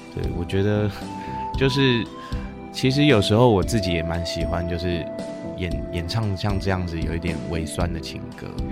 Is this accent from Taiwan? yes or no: yes; Keelung, Taiwan; 我也是基隆人